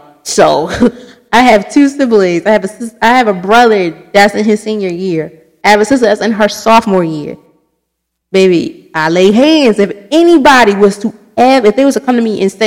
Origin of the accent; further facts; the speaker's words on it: Baltimore, Maryland, United States; I'm from Baltimore City.